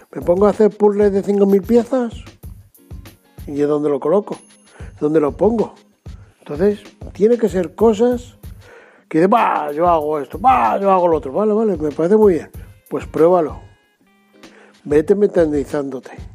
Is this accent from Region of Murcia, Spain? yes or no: no; Madrid, Community of Madrid, Spain; yo soy de Madrid